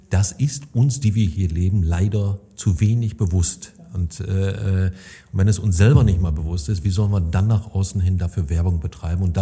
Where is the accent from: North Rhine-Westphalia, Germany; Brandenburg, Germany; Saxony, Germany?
North Rhine-Westphalia, Germany; das dürften wir uns als Münsterländer öfter mal vor